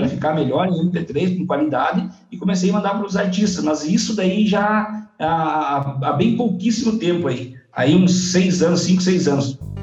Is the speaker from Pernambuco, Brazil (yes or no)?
no; Pato Branco, Paraná, Brazil; also born or lived in Salgado Filho, Paraná; now in Coronel Vivida, Brazil; me mudei muito cedo pra Pato Branco